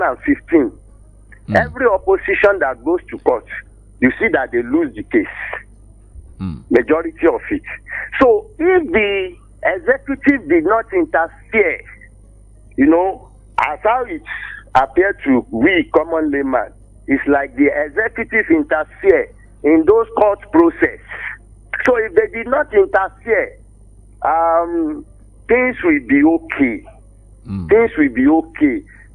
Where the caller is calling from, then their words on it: Ikebe, Nigeria; I was speaking from Ikebe.